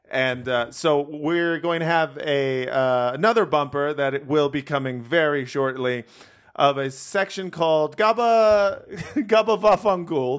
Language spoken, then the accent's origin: English; Los Angeles, California, United States; I grew up in Los Angeles.